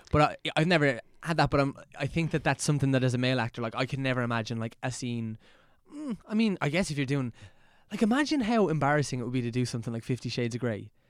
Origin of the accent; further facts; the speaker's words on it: Dublin, Ireland; growing up here